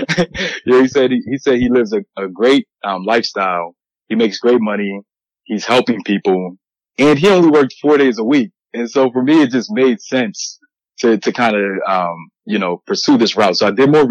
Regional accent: Harrisburg, Pennsylvania, United States; moved away as an adult; also born or lived in Pittsburgh, Pennsylvania; now in New York City, United States; I'm originally from Harrisburgh, Pennsylvania.

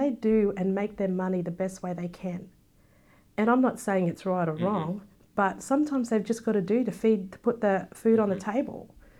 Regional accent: Australia; No, I'd always say, no, I'm Australian. And even the black people in America, you're not black because you don't sound black. You know, mm-hmm. you're from England. I'm like, no, I'm a black Australian.

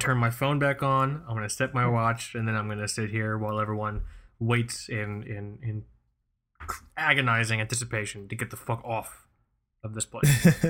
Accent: South Florida, United States; moved away as an adult; also born or lived in New York; Michael and I, born and raised in South Florida. Um, I, I left South Florida, but then I came back.

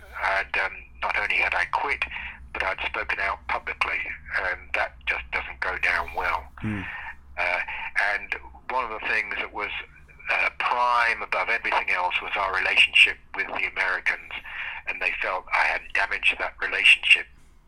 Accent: Australia; And being an Australian, this was quite an honour.

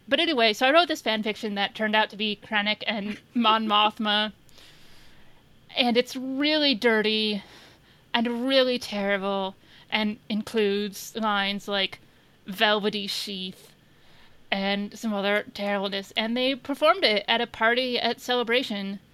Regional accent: Indiana, United States; I'm from Indiana

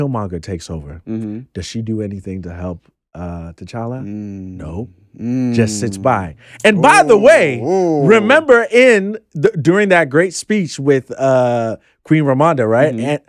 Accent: Ghana; you know, I'm Ghanaian, and I know of that hardcore fundamentalist, like, who is all about tradition and everything.

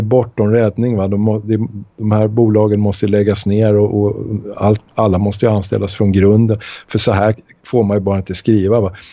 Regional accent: Sweden; samma värderingar som vi svenskar

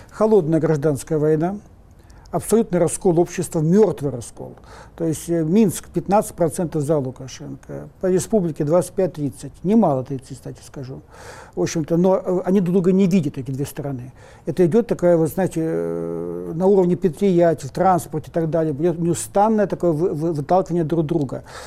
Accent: Russia; Мы родились в России, тут тоже масса проблем. Но мы же не бежим отсюда

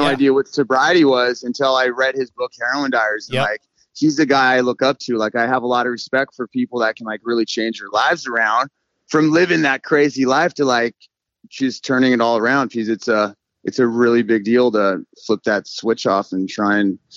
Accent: Moorpark, California, United States; I grew up in Moorpark, Park, California. My dad was in Vietnam.

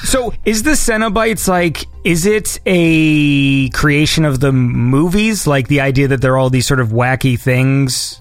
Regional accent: Canada; I'm Canadian

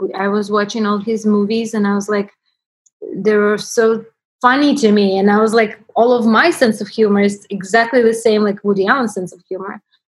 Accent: Russia; English is a second language; It went crazy, even like in Russian newspaper in my hometown, wrote about it.

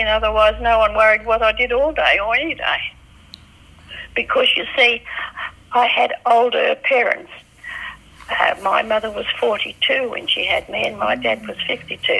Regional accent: Perth, Western Australia, Australia; I was born the 27th of March, 1924, in Western Australia, Victoria Park, Enfield Street, at 9:30 p.m. at home

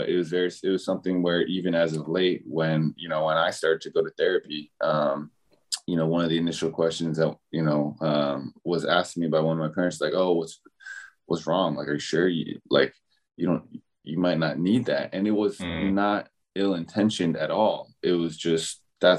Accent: Palo Alto, California, United States; I was born and raised in California.

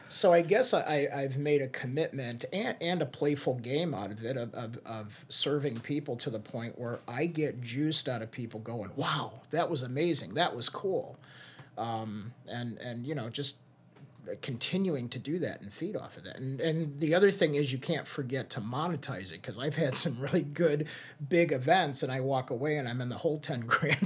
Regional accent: Hammond, Indiana, United States; moved away; also born or lived in Chicago; When I moved back to Northwest Indiana, I was originally from Highland, or Hammond.

